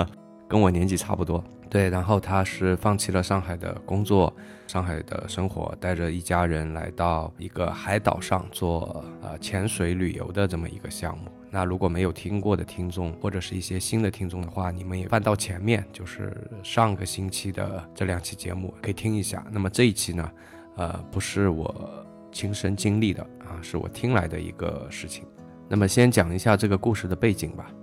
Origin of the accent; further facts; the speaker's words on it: China; 在我们中国人觉得啊